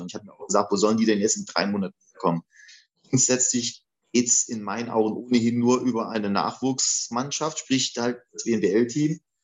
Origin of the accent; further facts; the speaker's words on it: a village 10-15 km from Saarlouis, Saarland, Germany; also born or lived in Eifel; now in Saarlouis, Germany; ich bin ja gebürtig, komme ich aus dem Dorf, das ist vielleicht 10, 15 Kilometer von Saloy